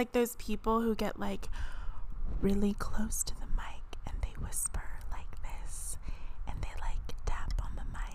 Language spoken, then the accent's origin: English; Southern California, United States; I'm born and raised in Southern California